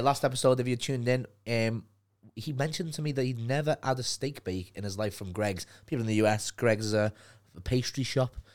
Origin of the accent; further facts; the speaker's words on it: Liverpool, North West England, United Kingdom; accent: Liverpool; now in London, United Kingdom; my accent